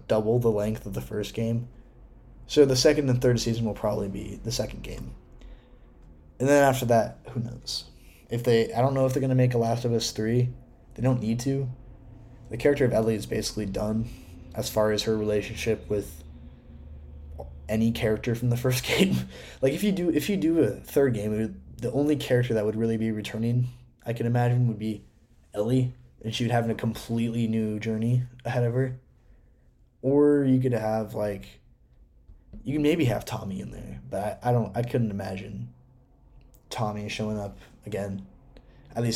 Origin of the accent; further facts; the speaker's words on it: Washington, United States; Seattle, my home state